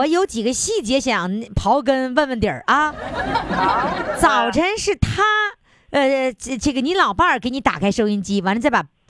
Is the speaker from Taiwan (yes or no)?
no; China; 我们中国人是这样，太内敛。